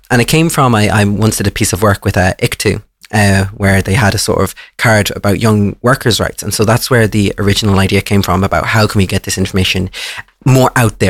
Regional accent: Ireland; I'm from Leash

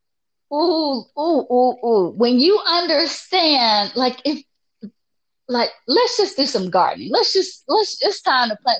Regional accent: the South, United States; I'm from the South, so I'm a little country girl

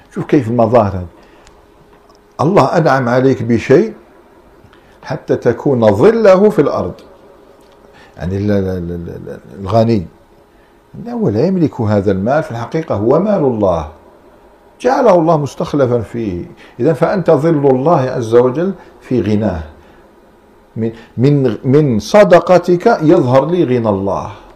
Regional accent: Algeria; احنا عندنا في الجزائر

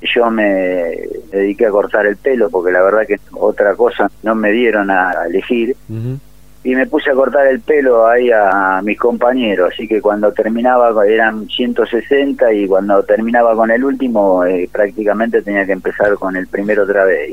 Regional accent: Ciudad Evita, Buenos Aires Province, Argentina; De acá, de Ciudad de Vita, partido de La Matanza

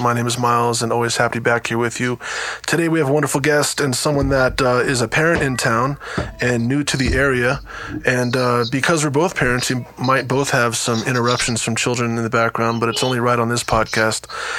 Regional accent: New Jersey, United States; moved away; also born or lived in New York / Lawrence, Kansas; I was born in New York and grew up in New Jersey, but I haven't lived there since the 90s.

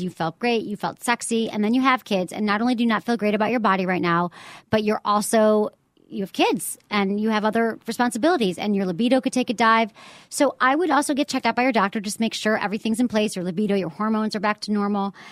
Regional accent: Michigan, United States; now in San Francisco, United States; I am very much a Michigan person

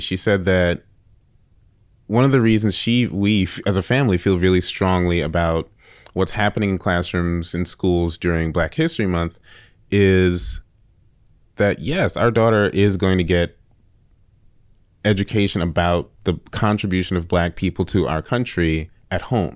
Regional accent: New York, United States; I grew up in New York, in the Bronx

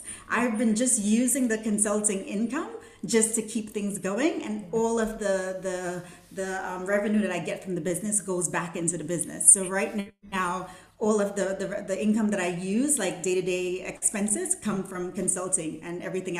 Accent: Brooklyn, New York, United States; also born or lived in Saint Vincent and the Grenadines; Okay, so I was born in St. Vincent and the Grenadines, and I moved to New York at 13. So grew up in Brooklyn

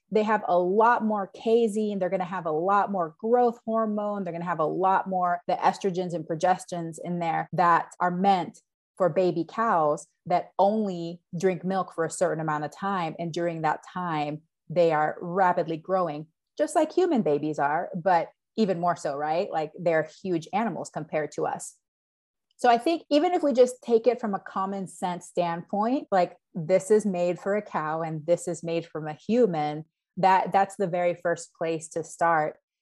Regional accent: Panama; now in Yakima, United States; growing up in Panama as well is that my family in Panama are dairy farmers

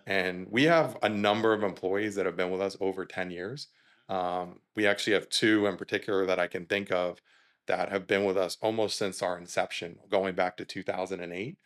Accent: South Florida, United States; moved away as an adult; also born or lived in Georgia; we're born and raised in South Florida, we ended up there.

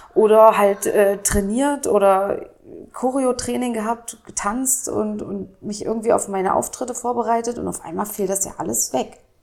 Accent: Dessau-Roßlau, Saxony-Anhalt, Germany; also born or lived in Lutherstadt Wittenberg; now in Berlin, Germany; Ich äh, komme aus Dessau-Rosslau, also da bin ich groß geworden. Äh, geboren wurde ich in der Lutherstadt Wittenberg.

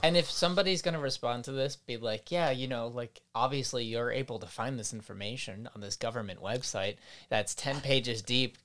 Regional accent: United States; as a American

